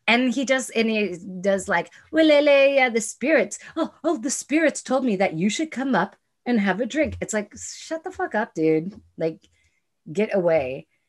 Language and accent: English; United States; I still fucking am an American. I am still, in spite of many things, proud of being an American